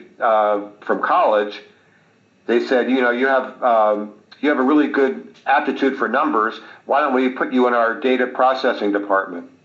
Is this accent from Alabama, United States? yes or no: no; Montgomery County, Pennsylvania, United States; also born or lived in Delaware County, Pennsylvania; I grew up in Montgomery County, but I eventually moved to Delaware County.